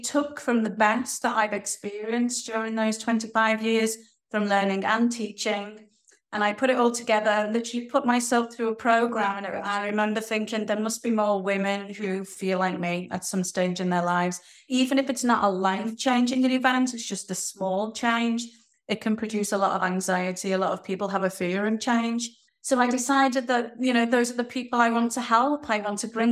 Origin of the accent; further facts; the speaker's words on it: Liverpool, North West England, United Kingdom; I'm from Liverpool in the UK